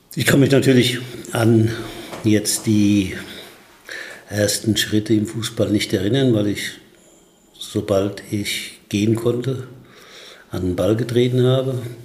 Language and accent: German; Aschaffenburg, Bavaria, Germany; in Aschaffenburg, wo ich aufgewachsen bin